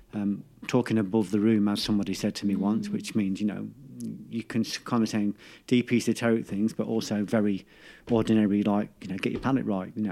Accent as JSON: {"language": "English", "region": "England", "country": "United Kingdom", "said": "we're too English"}